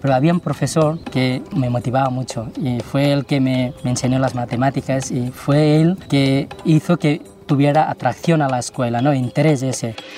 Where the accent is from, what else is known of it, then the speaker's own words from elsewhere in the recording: Girona, Catalonia, Spain; Spanish is a second language; also born or lived in Takla, Jumla, Nepal; soy de Girona, pero de origen nepalí